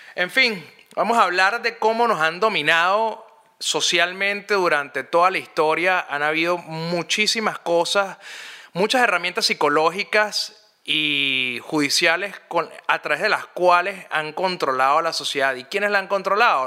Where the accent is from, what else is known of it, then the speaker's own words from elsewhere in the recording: Caracas, Capital District, Venezuela; cuando yo crecí, yo soy de Montalbán. Para los que no saben, Montalbán es una urbanización clase media alta que queda al oeste de la ciudad de Caracas, en Venezuela